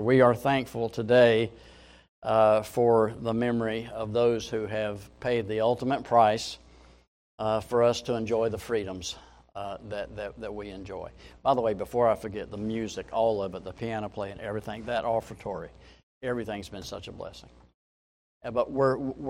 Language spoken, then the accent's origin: English; Jacksonville, Florida, United States; when I was growing up in Jacksonville